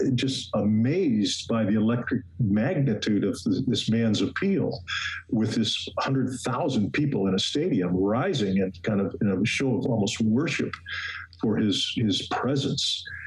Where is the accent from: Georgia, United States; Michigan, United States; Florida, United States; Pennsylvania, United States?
Michigan, United States; Detroit; moved away; also born or lived in Washington, D.C.; I grew up in Detroit where my father worked for Ford Motor Company